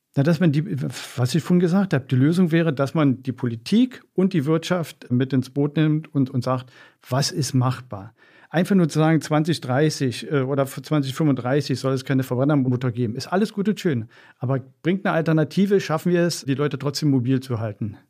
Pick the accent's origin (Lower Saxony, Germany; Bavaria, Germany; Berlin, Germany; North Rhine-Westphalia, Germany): Berlin, Germany; ich bin in Wedding groß geworden